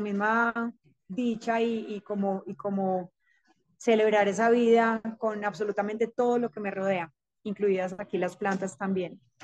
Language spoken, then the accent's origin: Spanish; Rionegro, Antioquia, Colombia; crecí en el campo, crecí en Río Negro, actualmente vivo otra vez acá